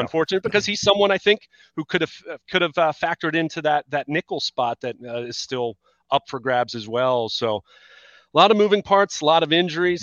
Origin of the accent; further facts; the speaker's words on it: Baltimore, Maryland, United States; also born or lived in Southern York County, Pennsylvania; now in York County, United States; I'm from Baltimore originally